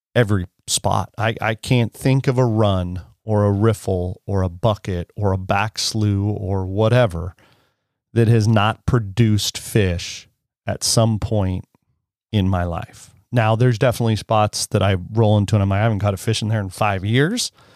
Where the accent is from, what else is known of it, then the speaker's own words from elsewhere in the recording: Penn Valley, California, United States; It's definitely an unincorporated area, I would imagine, of Penn Valley